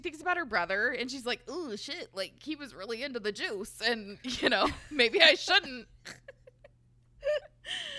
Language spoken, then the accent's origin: English; Portland, United States; I'm from Portland